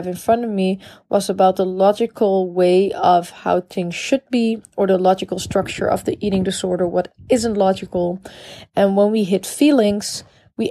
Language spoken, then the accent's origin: English; Amsterdam, North Holland, Netherlands; I'm from the Netherlands. I'm from Amsterdam